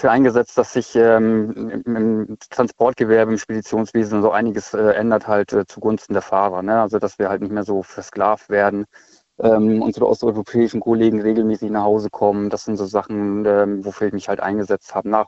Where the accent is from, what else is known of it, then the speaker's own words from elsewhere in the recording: Schleswig-Holstein, Germany; Ich komme eigentlich aus Schleswig-Holstein.